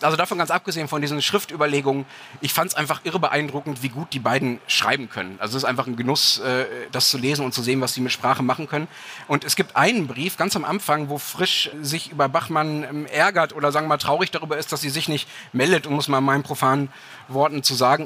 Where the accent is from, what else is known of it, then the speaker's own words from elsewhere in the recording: Germany; ich als Deutscher